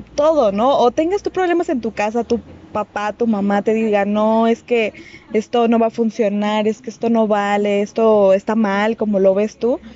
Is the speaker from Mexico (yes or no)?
yes; Mexico; nosotros que somos mexicanos